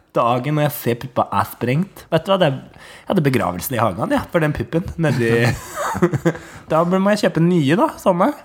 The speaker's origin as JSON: {"language": "Norwegian", "town": "Hurum", "region": "Buskerud", "country": "Norway", "tie": "born or raised there", "moved": "yes", "lives_now": "Oslo, Norway", "said": "Jeg kommer fra Hurum, vokste opp på Klokkarstua"}